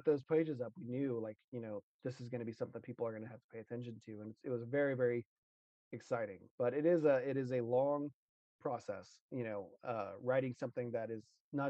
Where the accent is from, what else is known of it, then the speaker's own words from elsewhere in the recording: Texas, United States; because I'm from Texas, I'm a big Western guy